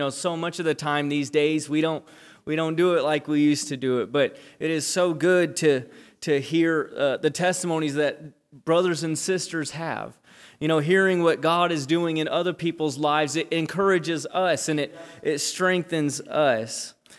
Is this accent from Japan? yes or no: yes; Japan; I was born and raised in Japan. My parents are missionaries. They've been missionaries for 37 years.